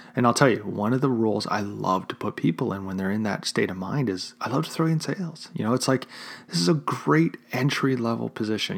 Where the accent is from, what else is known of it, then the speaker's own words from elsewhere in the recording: Chicago, Illinois, United States; my hometown of Chicago.